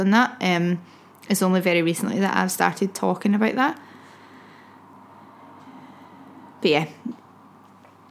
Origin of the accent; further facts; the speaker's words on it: Glasgow, Scotland, United Kingdom; I'm a bird from Glasgow